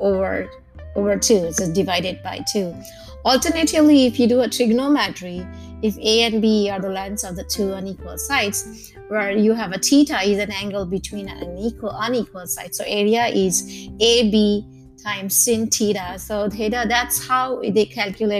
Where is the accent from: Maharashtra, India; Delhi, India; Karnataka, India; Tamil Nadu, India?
Maharashtra, India; Mumbai; I myself have origin from Gujarat, or though I was born and raised in Mumbai